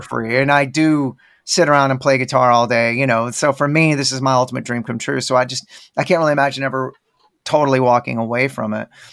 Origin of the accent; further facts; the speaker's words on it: Dallas, Texas, United States; now in Austin, United States; I'm from Dallas, where there's, oddly enough, a huge Indian population